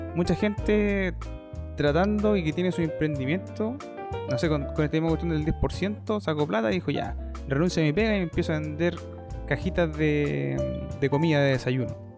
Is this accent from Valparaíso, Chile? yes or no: no; Chillán, Ñuble, Chile; con mi hermana, que nosotros somos de Chillán